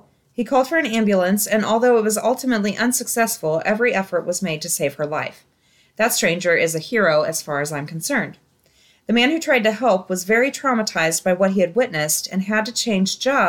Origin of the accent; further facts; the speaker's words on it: Ohio, United States; I grew up in Ohio, so I asked where he was from.